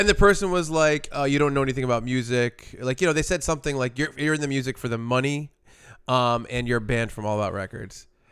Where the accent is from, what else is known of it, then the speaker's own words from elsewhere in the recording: Providence, Rhode Island, United States; we're from Providence, so it was like a, a home show